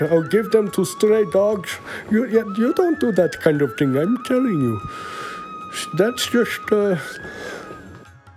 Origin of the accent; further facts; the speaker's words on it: India; moved away; I'm from India with millions and millions